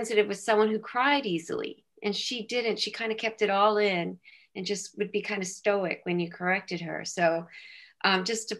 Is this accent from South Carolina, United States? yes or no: no; San Diego, California, United States; moved away as an adult; also born or lived in Philadelphia; I'm from San Diego, California, and I married at age 25